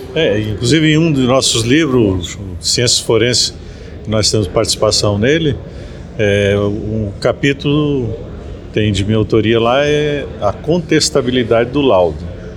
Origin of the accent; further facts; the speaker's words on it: Rio Grande do Sul, Brazil; moved away as an adult; also born or lived in Distrito Federal; Nascido no Rio Grande do Sul, no, Rio no gaúcho